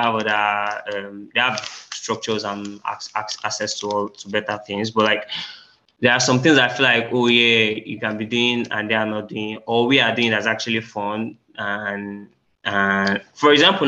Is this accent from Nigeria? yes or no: yes; Nigeria; we're Nigerian, socks wearing is not really a culture